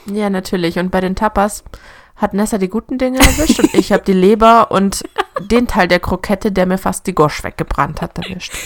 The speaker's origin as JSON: {"language": "German", "country": "Germany", "said": "bei uns in Deutschland"}